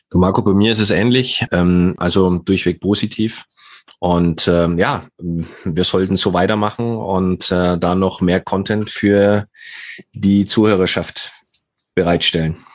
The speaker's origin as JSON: {"language": "German", "town": "Nuremberg", "region": "Bavaria", "country": "Germany", "tie": "born or raised there", "said": "Unser heutiger Gast kommt aus meiner Heimatstadt Nürnberg."}